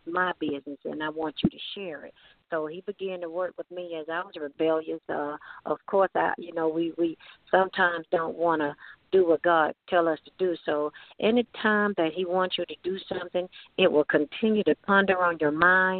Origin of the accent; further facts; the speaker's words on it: Lithonia, Georgia, United States; Georgia, Lithonia, Georgia.